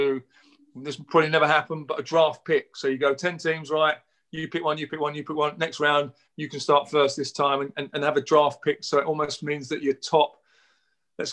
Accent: United Kingdom; I'm British

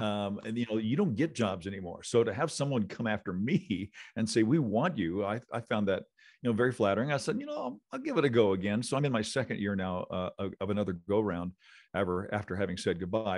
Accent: Illinois, United States; also born or lived in Missouri; now in Las Vegas, United States; I grew up in Illinois, which is close

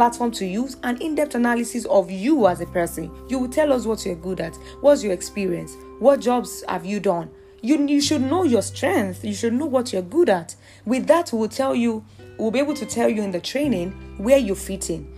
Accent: Nigeria; as a Nigerian

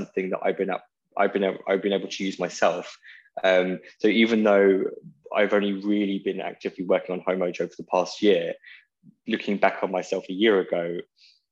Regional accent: Portsmouth, South East England, United Kingdom; moved away as an adult; I grew up in Portsmouth until I was 21.

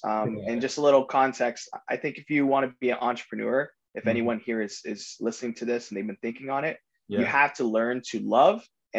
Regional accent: South Florida, United States; I grew up in South Florida

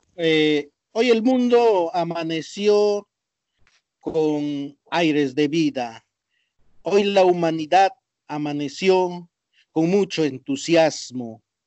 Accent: Argentina; nuestro país Argentina

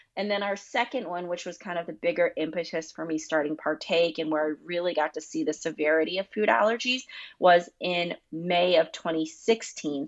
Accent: North Carolina, United States; I grew up in North Carolina

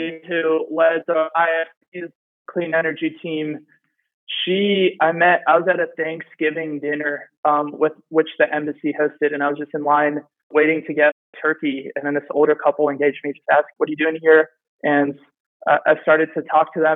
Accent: the DC area, Maryland, United States; I'm from Maryland, the DC area

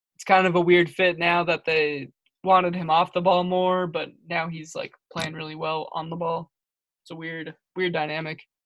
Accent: Spokane, Washington, United States; I'm from Spokane. It's my hometown

